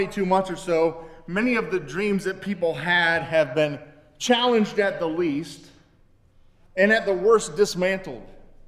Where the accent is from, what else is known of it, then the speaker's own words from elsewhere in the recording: Canton, Ohio, United States; I grew up in Canton, Ohio, home of the NFL Football Hall of Fame